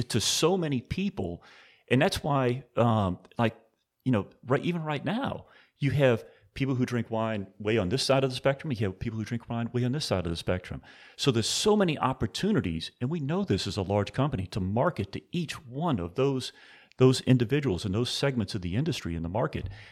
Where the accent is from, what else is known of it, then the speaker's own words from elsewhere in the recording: New Orleans, Louisiana, United States; now in Napa Valley, United States; born and raised in New Orleans